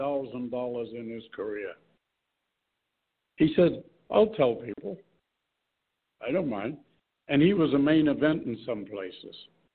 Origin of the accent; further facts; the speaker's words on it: New Zealand; moved away; That's why I came here from New Zealand, but I didn't make a lot.